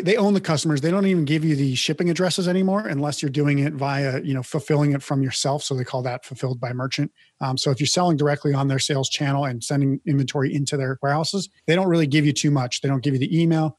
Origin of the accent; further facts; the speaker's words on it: Midwest, United States; I grew up in the Midwest as well and know about ranching and cattle and livestock